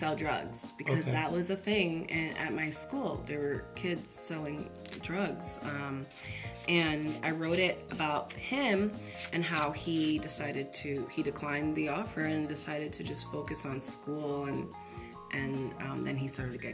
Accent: Providence, Rhode Island, United States; I grew up in Chad Brown projects

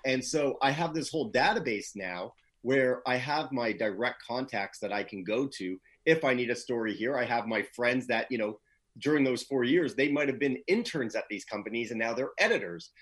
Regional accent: Toronto, Ontario, Canada; moved away as an adult; also born or lived in Los Angeles, California; I am originally from Toronto, the nice cold of Canada

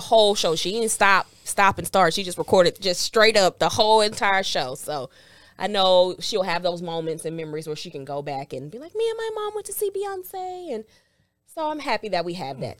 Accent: Houston, Texas, United States; I am from Houston, but I went to Prairie View.

